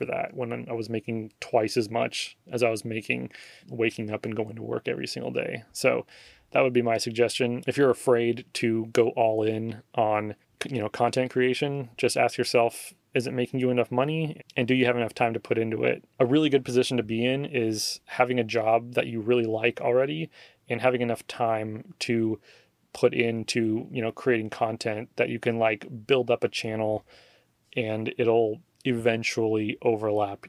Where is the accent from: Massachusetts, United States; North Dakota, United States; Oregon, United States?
Oregon, United States; moved away as an adult; now in Texas, United States; the things that I'm missing from Oregon, you know, aside from all my family and friends that are there